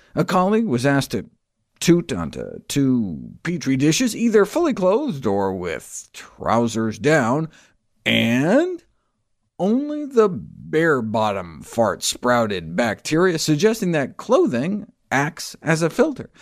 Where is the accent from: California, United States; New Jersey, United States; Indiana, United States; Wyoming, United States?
Wyoming, United States; I grew up in Wyoming